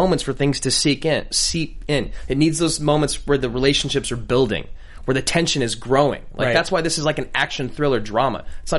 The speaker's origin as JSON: {"language": "English", "area": "the Northwest", "region": "Pacific Northwest", "country": "United States", "tie": "born or raised there", "said": "people from where I grew up in the Northwest"}